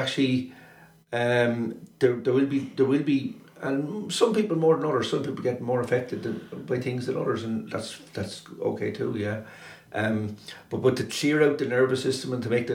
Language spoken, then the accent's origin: English; Wexford, Leinster, Ireland; I was growing up in Wexford.